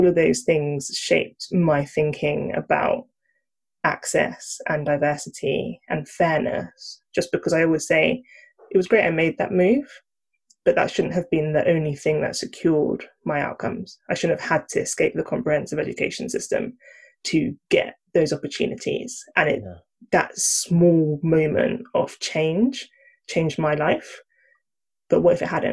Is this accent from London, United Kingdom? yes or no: yes; Croydon, London, United Kingdom; I grew up in Croydon, born and bred, still here